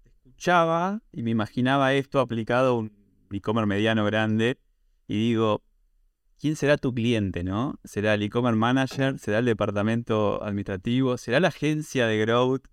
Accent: Argentina; tengo una visión de e muy argentina, obviamente por ser argentina

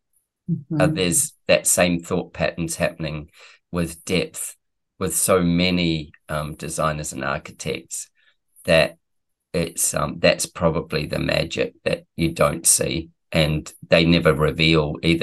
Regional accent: Manchester, North West England, United Kingdom; I came from Manchester, for God's sake. It was so damn cold.

